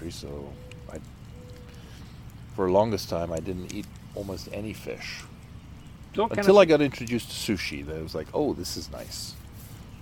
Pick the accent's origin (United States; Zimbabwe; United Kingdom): United Kingdom; England; moved away; I had never seen a window screen before I came to this country. We do not have those in England